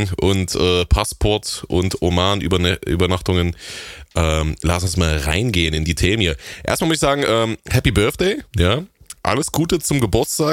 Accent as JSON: {"language": "German", "area": "the East", "region": "eastern Germany", "country": "Germany", "said": "Das, das gab's bei uns damals nicht im rauen Osten"}